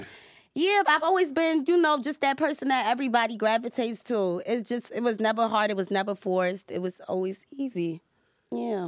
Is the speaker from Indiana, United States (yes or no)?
no; New York City, New York, United States; I'm from Staten Island